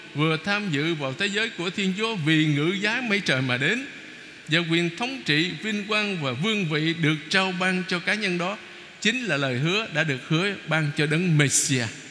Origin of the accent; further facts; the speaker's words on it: Vietnam; mình người Việt Nam mà